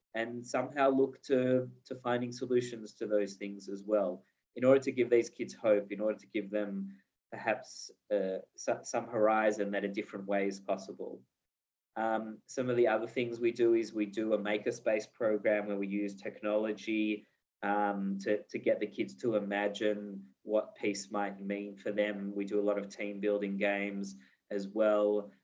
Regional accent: Australia; moved away as an adult; also born or lived in Israel / Melbourne; now in Jerusalem, Israel; I was born in Israel. I grew up in in Australia. In Melbourne

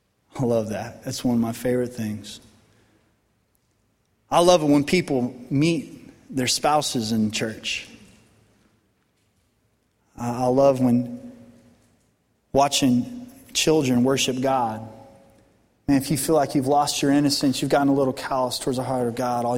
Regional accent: Colorado, United States; now in Arkansas, United States; I'm born and raised in Colorado

